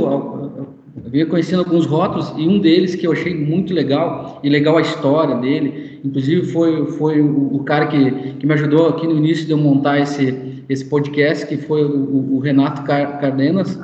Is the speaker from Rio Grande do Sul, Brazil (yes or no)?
yes; Panambi, Rio Grande do Sul, Brazil; now in Chapecó, Brazil; eu moro aqui em Chapecó, mas, é, mas eu sou gaúcho, né? da, né, é, de, de, Panambi, uma cidade, uma cidade pequena ali